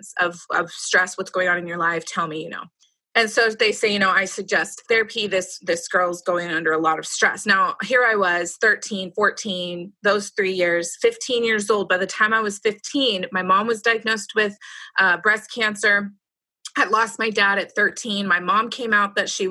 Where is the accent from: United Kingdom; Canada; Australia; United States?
United States; Roseville, California; I grew up in Roseville. It's near Sacramento